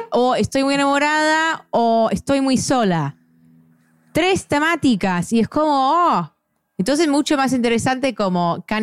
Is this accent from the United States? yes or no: yes; United States; como yo soy gringa, que puedo, no sé, a veces me da un poco de vergüenza